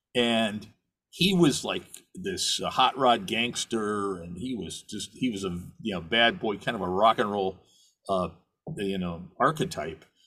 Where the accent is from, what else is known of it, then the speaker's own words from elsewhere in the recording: New York City, New York, United States; also born or lived in Sheboygan, Wisconsin / Minnesota / Midwest; I was born in Sheboygan, Wisconsin, of all places, lived around the Midwest until fourth grade. And then uh, my family moved to uh, to New York